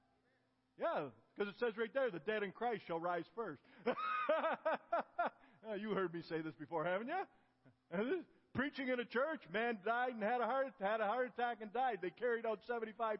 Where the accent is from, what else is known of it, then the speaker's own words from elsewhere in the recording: Ontario, Canada; moved away; also born or lived in Galt, Ontario / Kitchener, Ontario / Africa; I grew up in Canada. I lived in Galt, Ontario, and then Kitchener, Ontario. As a little boy, 8, 9 years old